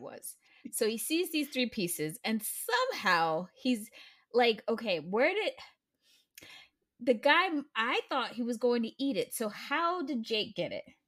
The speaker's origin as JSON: {"language": "English", "country": "United States", "said": "I'm an American"}